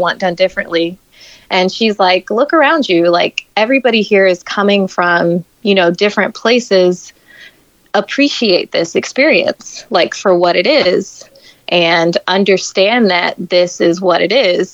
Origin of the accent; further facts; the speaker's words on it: Florida, United States; moved away; I grew up in Florida